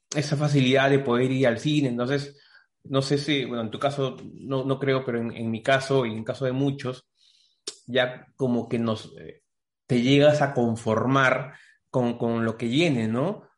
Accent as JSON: {"language": "Spanish", "country": "Peru", "said": "la primera vez que salí incluso de Perú"}